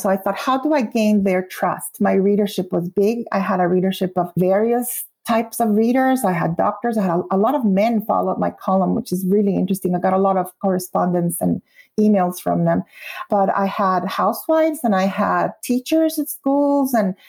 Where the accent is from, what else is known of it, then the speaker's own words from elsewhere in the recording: Guatemala; I would say I'm from Guatemala, and yes, some Latin Americans eat tacos, but you will only find fajitas in Mexican restaurants.